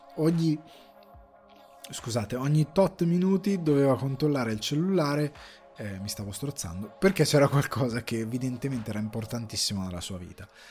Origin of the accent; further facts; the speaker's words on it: Italy; moved away; per dieci anni sono stato eh, via dall'Italia, ho preso una decisione ben precisa e sono tornato